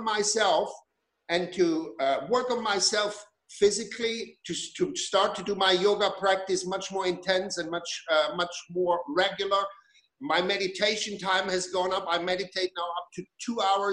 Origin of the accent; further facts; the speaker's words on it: Germany; moved away as an adult; When I grew up in Germany. I was born in Germany. I spent the first 20 years of my life there.